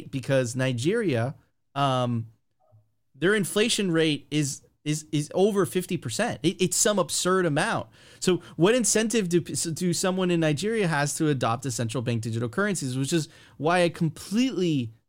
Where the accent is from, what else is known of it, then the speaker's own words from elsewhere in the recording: Venezuela; In Eastern Europe, myself, I'm originally from Venezuela, right? You smell that and you're like, oh my God, I've seen this before.